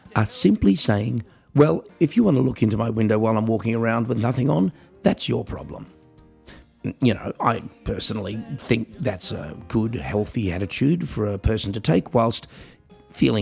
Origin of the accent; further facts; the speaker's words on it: Australia; I'm an Australian piano entertainer